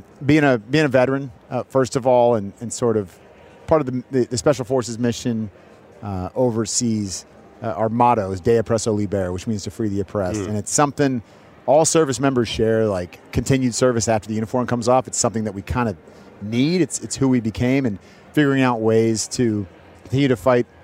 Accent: San Francisco Bay Area, California, United States; moved away as an adult; now in Texas, United States; I grew up in the Bay Area

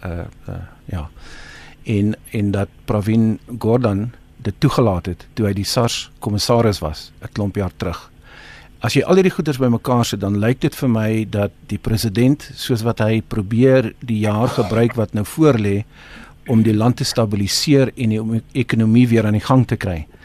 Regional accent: South Africa; ons as Suid-Afrikaners

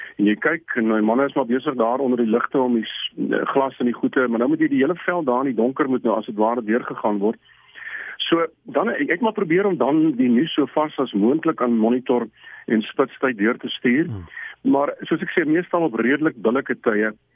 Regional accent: South Africa; ons is van Suid-Afrika

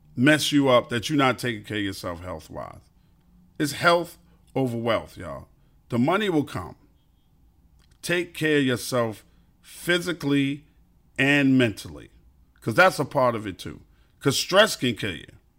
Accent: New York City, New York, United States; also born or lived in Brooklyn; I'm a Queens dude 'cause I was raised in Queens, but I was born in Brooklyn

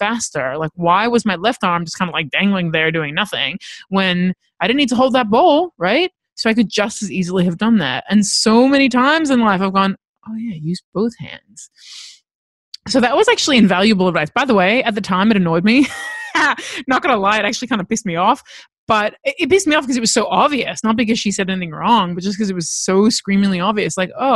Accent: Los Angeles, California, United States; I grew up in Los Angeles

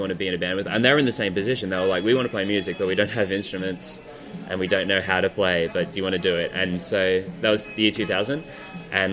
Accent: Kiama, New South Wales, Australia; I'm from Kiama

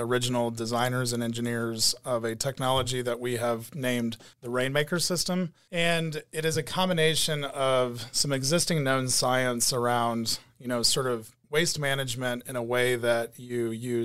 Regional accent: Kerrville, Texas, United States; I'm originally born and raised in Kerrville, just up the road from Bernie.

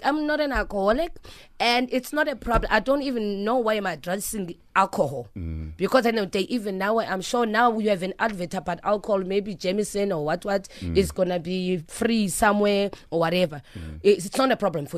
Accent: Phumlani, Eastern Cape, South Africa; now in Johannesburg, South Africa; I'm from Pumlani and then I come to Joburg

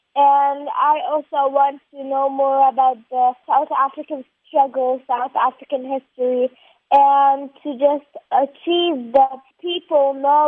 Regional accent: Nabi Saleh, West Bank, Palestine; Nabi Saleh, my village, and in Palestine.

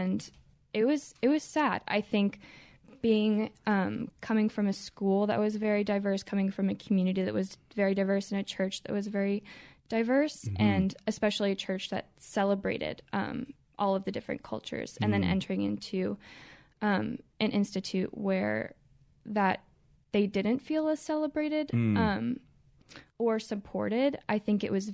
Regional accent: Columbia, Maryland, United States; I grew up here in Columbia, Maryland, to a Christian home

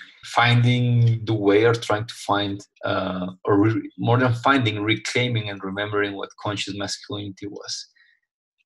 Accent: Colombia; I was raised and I grew up in Colombia, South America

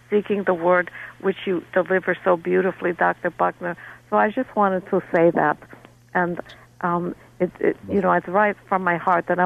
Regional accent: Moscow, Russia; Now, when I was growing up, my grandmother used to, I grew up in Moscow

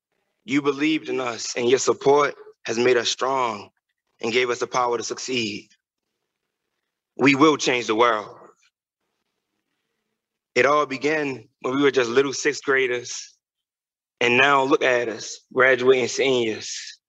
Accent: Baltimore, Maryland, United States; We have lived through so much just growing up in West Baltimore.

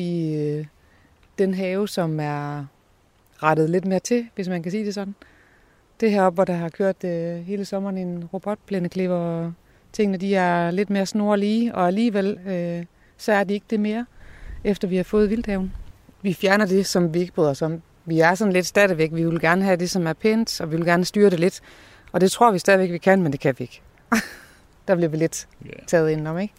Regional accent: Aalborg, North Denmark Region, Denmark; moved away as an adult; now in Hjørring, Denmark; Jeg kommer fra Aalborg sådan helt oprigtigt, men har boet i Jøring i 35 år.

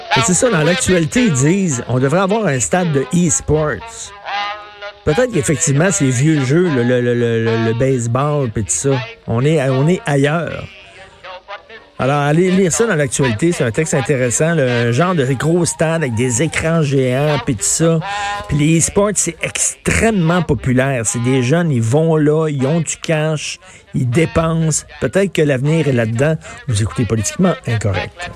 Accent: Montreal, Quebec, Canada; chez nous à Montréal

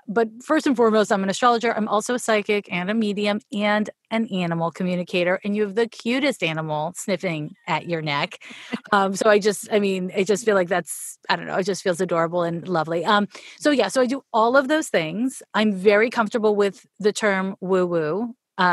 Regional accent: Canada; accent: Canadian; now in Oakland, United States; I'm from Canada, hence this is the problem with the Canadian accent. Whenever I'm enunciating or being like really intentional, the Canadian comes out.

